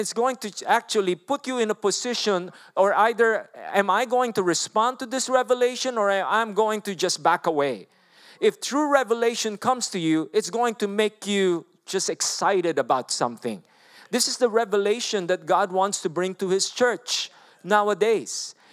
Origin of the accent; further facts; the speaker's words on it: Philippines; English is a second language; moved away; I'm a Filipino. I don't know even to speak English.